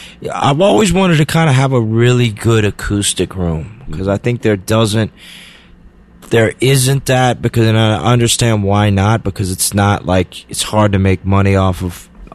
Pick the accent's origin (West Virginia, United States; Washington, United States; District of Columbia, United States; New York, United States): District of Columbia, United States; Washington; also born or lived in Memphis, Tennessee / Mississippi Delta / Vernon, Texas; I was raised in D.C., yeah.